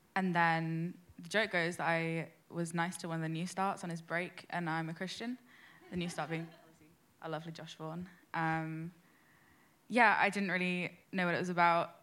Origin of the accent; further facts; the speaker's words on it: London, United Kingdom; I'm like 19. I'm from London.